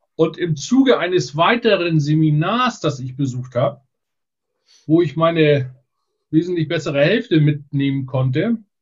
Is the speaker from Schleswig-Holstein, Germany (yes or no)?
yes; Borgdorf-Seedorf, Schleswig-Holstein, Germany; also born or lived in Neumünster; also her komme ich aus der Mitte von Schleswig-Holstein, Borgdorf-Seedorf